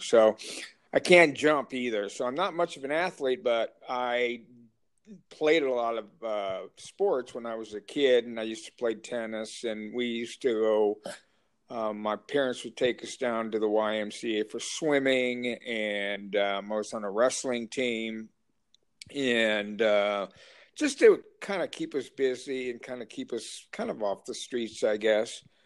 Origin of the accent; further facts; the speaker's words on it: Lincoln, Nebraska, United States; also born or lived in Anniston, Alabama; I grew up in Lincoln, Nebraska